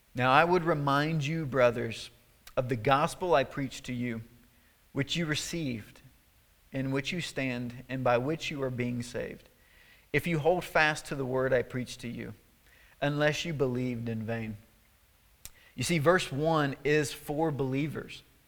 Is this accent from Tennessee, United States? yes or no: yes; Tennessee, United States; my hometown in Tennessee, where I'm from